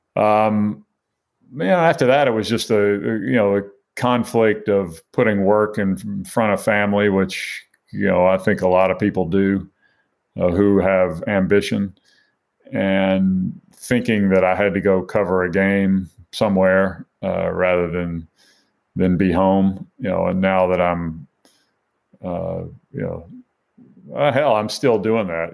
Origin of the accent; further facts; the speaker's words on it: Mobile, Alabama, United States; I grew up in Mobile, Alabama